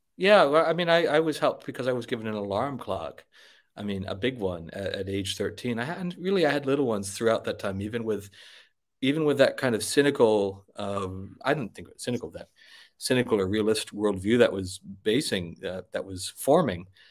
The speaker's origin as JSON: {"language": "English", "region": "Wisconsin", "country": "United States", "tie": "born or raised there", "moved": "yes", "said": "I was born in Wisconsin. Uh, I grew up in Wisconsin"}